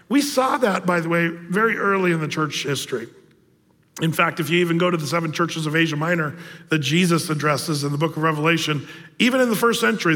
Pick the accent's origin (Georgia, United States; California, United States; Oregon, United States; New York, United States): Oregon, United States; Southern; moved away; in Oregon, Southern Oregon, where I grew up